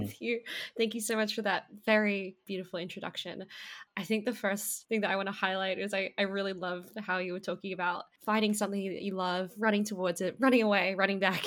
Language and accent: English; Australia; I was born in Australia